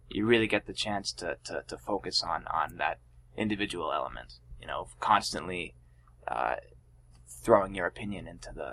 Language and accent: English; Boylston, Massachusetts, United States; that's the town that I grew up in is Boylston